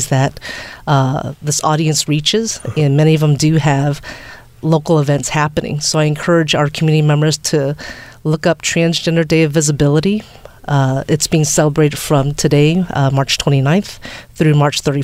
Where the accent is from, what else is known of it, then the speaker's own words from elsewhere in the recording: Virginia, United States; Virginia's my home state.